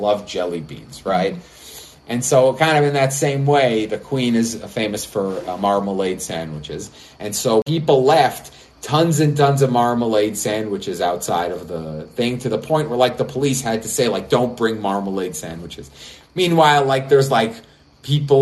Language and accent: English; Israel; I'm from Israel, a small country that has a lot of nationalist pride